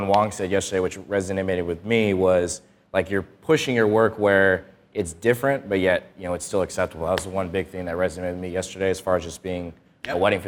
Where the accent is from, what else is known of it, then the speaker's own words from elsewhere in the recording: Portland, Oregon, United States; I'm from Portland, Oregon, wedding photographer.